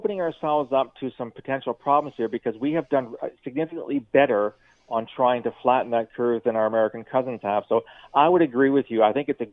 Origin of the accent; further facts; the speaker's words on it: London, Ontario, Canada; I'm born and raised in London, so I get the whole tourism thing in southwestern Ontario